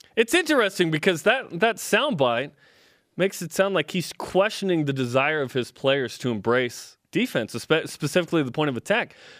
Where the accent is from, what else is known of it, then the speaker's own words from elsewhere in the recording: Portland, Oregon, United States; moved away; also born or lived in Utah; I grew up in Portland, then moved to Utah later.